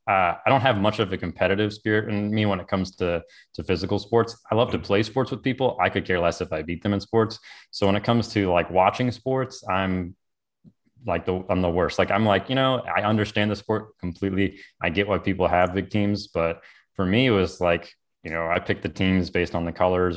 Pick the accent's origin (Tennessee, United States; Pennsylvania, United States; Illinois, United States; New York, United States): Illinois, United States; now in Florida, United States; No, I actually grew up in kind of a little bit north of Chicago, kind of what we call the Chicagoland area, where you're usually like an hour outside of Chicago